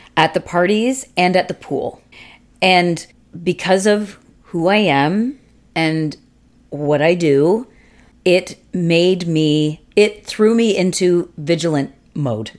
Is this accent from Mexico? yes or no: no; Canada; we're Canadian.